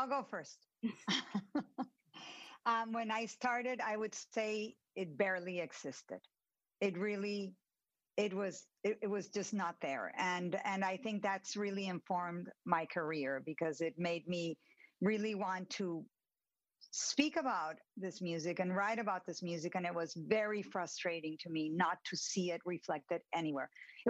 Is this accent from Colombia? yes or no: yes; Colombia; moved away; also born or lived in New York; I'm originally from Colombia. I'm born and raised there.